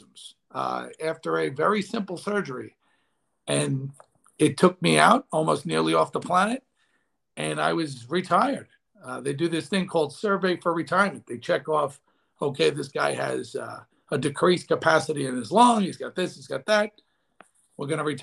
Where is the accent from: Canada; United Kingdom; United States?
United States; Long Island, New York; I was raised on Long Island, blue collar family